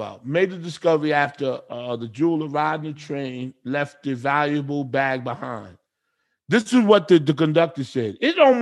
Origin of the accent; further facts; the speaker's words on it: New Jersey, United States; I'm from Jersey.